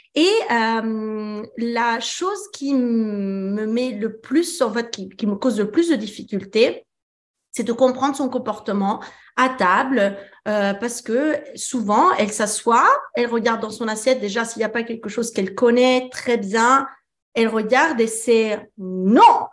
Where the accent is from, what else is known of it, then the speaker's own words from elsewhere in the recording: France; also born or lived in Italy; je suis italienne, mais j'ai grandi en France